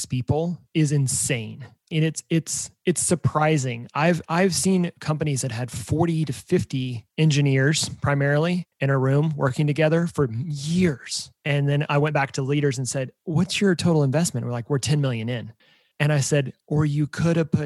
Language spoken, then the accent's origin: English; Emporia, Kansas, United States; moved away as an adult; now in Kansas City, United States; I'm from Kansas, about a small town called Emporia, about an hour and a half from here.